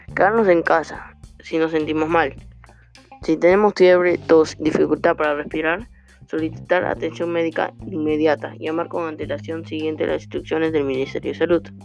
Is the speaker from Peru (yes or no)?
yes; Peru; tenemos que ayudarnos como peruanos